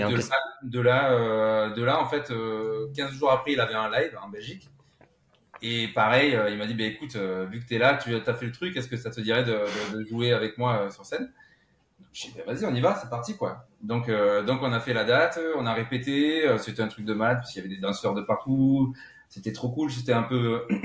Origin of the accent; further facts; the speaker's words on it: La Grand-Combe, Occitania, France; moved away as an adult; now in Paris, France; j'ai grandi dans les Cévennes. tu sais bien où, d'où l'on vient, mais donc euh, c'était à la Grand Combe